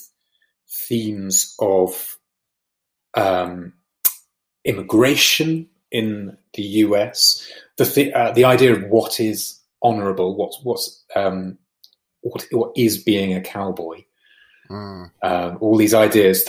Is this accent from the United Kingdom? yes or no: yes; United Kingdom; as Brits, we look towards America